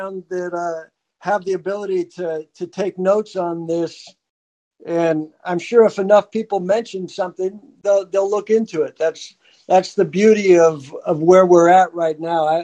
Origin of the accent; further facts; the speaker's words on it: San Diego, California, United States; now in Los Angeles, United States; I grew up in San Diego